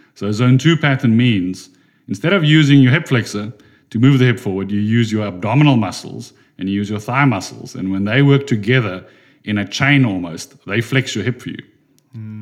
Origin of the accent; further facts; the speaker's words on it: Durban, KwaZulu-Natal, South Africa; I come from Durban in South Africa